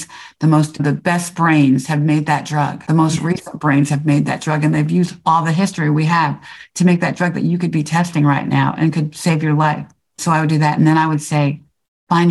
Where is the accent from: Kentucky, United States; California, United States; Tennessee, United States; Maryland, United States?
Maryland, United States; Silver Spring; moved away as an adult; also born or lived in New York / Chicago / New Jersey / Atlanta; I grew up in Silver Spring, Maryland